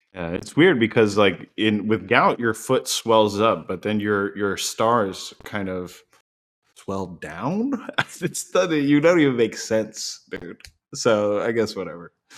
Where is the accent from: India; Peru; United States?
United States; Florida; also born or lived in Massachusetts; I was born in Florida, raised here